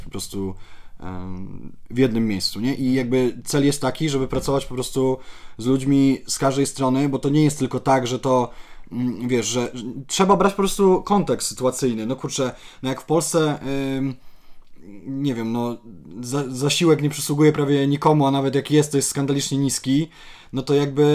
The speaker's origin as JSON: {"language": "Polish", "country": "Poland", "said": "ja jestem z małego miasteczka"}